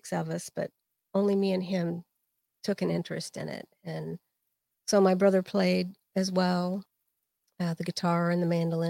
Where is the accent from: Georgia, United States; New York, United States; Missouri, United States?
Missouri, United States; Forsyth; Yeah, I grew up down in Forsyth.